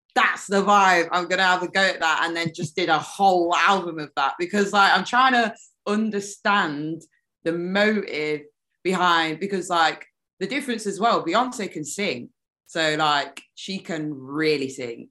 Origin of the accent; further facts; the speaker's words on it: United Kingdom; accent: British; I'm half Jamaican, um, half British